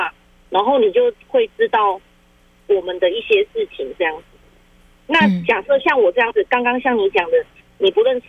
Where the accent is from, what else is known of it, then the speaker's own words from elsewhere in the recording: Taiwan; 台湾的，我们台湾人做的。